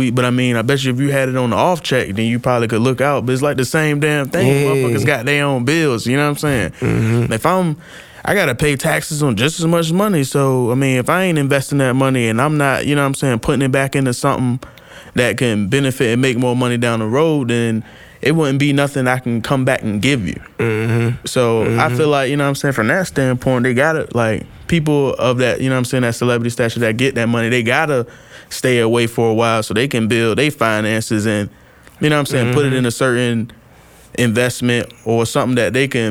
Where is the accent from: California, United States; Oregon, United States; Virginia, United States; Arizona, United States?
Virginia, United States; Norfolk; I'm from Norfolk.